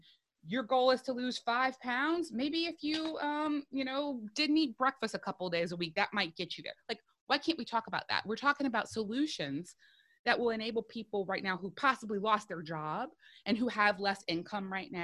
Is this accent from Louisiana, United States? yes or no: yes; South Louisiana, United States; I'm a woman from South Louisiana.